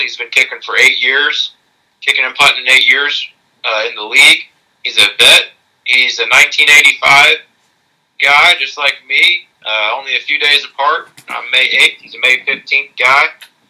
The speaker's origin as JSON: {"language": "English", "region": "Alabama", "country": "United States", "said": "I'm from Alabama"}